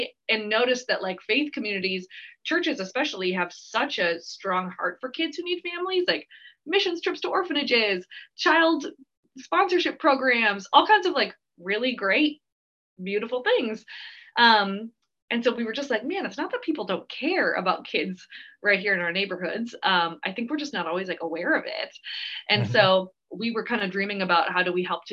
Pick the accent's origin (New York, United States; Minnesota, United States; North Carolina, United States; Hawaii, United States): Minnesota, United States; Twig; moved away as an adult; also born or lived in St. Paul, Minnesota / California; Twigg, Minnesota, if you've ever heard of Twigg, is where I grew up